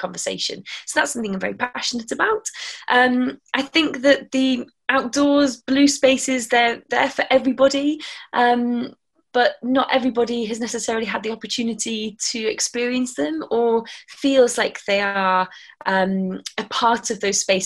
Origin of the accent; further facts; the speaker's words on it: near Manchester, North West England, United Kingdom; moved away as an adult; also born or lived in Plymouth, Devon; I grew up near Manchester